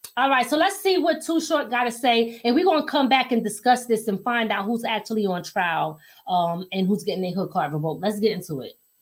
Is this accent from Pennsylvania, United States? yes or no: yes; Philadelphia, Pennsylvania, United States; also born or lived in New York; now in Hudson Valley, New York, United States; I'm originally from Philly